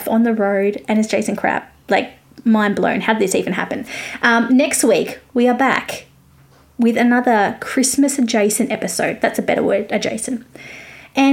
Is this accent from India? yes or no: no; Australia; accent: Australian; I'm Australian